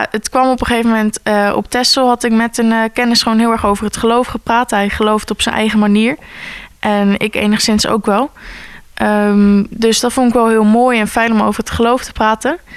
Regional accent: Gorinchem, South Holland, Netherlands; born there; Ik ben in Gorkum geboren

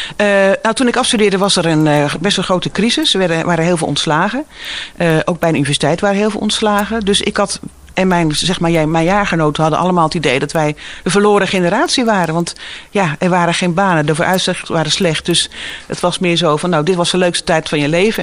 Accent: Woerden, Utrecht, Netherlands; moved away as an adult; also born or lived in Waarder / Driebruggen / Gouda; now in Giessenburg, Netherlands; Ik ben geboren in Woerden. Eh, en mijn familie zijn uh, kruideniers en eh, vee, en melkveehouders uit Waarder en Driebruggen. Dus ik ben geboren, eigenlijk opgegroeid ook een beetje in de stad, maar vooral ook in de polder.

